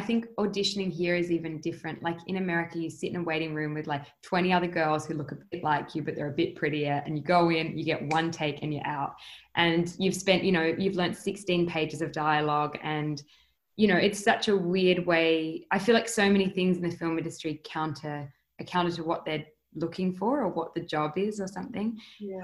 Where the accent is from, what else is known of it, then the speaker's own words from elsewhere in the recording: Adelaide, South Australia, Australia; moved away as an adult; also born or lived in United States; growing up in Adelaide and in Australia in general